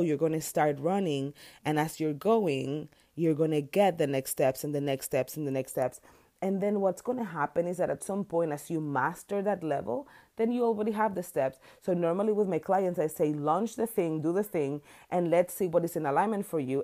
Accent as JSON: {"language": "English", "country": "Dominican Republic", "moved": "as an adult", "lives_now": "United States", "said": "I'm from Dominican Republic, an island."}